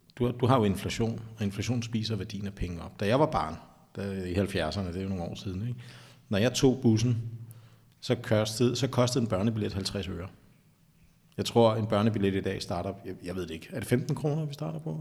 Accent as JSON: {"language": "Danish", "town": "Taastrup", "region": "Capital Region of Denmark", "country": "Denmark", "tie": "born or raised there", "also_born_or_lived": "Sydhavnen, Copenhagen", "said": "jeg er faktisk fra Vestegnen. Som barn, der voksede op i Tostrup"}